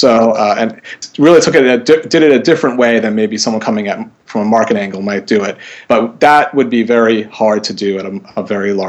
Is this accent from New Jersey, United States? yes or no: no; New York City, New York, United States; moved away as an adult; now in Northampton, United States; I grew up in New York City